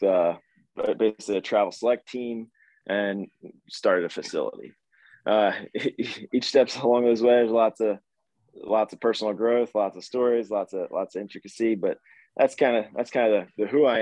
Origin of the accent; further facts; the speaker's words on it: Philadelphia, Pennsylvania, United States; also born or lived in Baltimore, Maryland; I grew up being a multi-sport guy in the Philly area